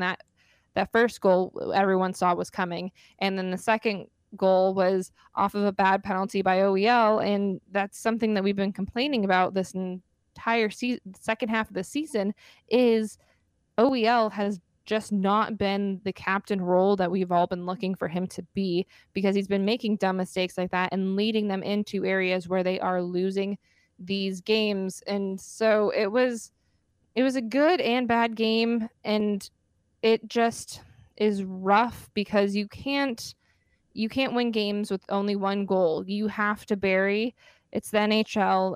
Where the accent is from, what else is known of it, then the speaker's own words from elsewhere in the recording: Arizona, United States; born and raised in Arizona